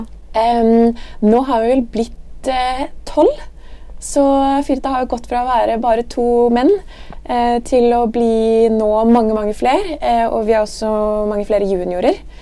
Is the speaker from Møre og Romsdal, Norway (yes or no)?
no; Bærum, Akershus, Norway; also born or lived in Dubai / Trondheim / Milan; Jeg kommer fra Høvik i Bærum, rett utenfor Oslo